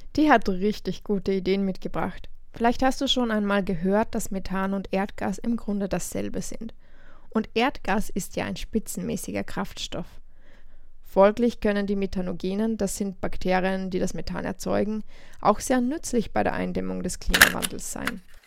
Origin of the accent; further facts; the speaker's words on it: Germany; also born or lived in Norway; now in Vienna, Austria; ursprünglich bin ich aus Deutschland